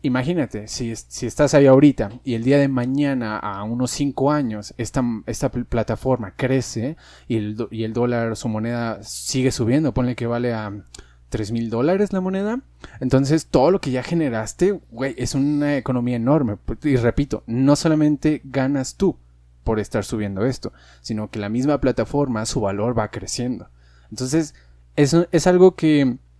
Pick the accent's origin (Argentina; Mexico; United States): Mexico; no sé cómo identificarme incluso con, con los mexicanos